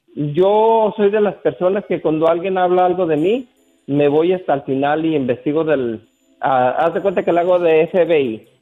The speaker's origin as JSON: {"language": "Spanish", "town": "San Juan de los Lagos", "region": "Jalisco", "country": "Mexico", "tie": "born or raised there", "moved": "yes", "said": "allá en mi pueblo, en San Juan de los Lagos"}